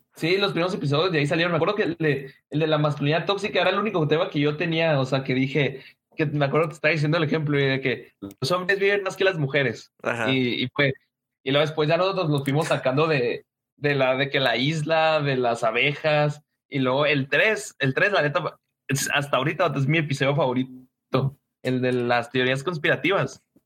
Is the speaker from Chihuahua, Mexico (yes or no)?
yes; Chihuahua, Mexico; somos de Chihuahua